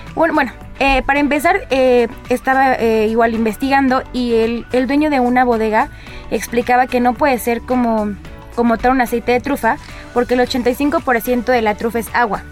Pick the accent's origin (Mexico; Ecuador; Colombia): Mexico; como mexicana